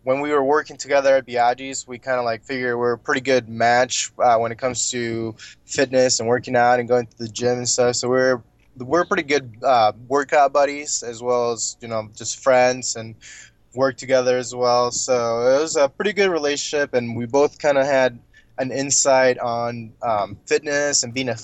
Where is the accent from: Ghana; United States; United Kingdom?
United States; Peoria, Illinois; I'm from Peoria, Illinois. That's where I grew up